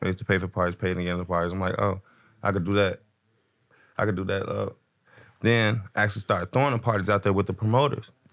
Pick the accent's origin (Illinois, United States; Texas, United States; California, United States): Illinois, United States; Chicago; also born or lived in Denver, Colorado; I'm from Chicago originally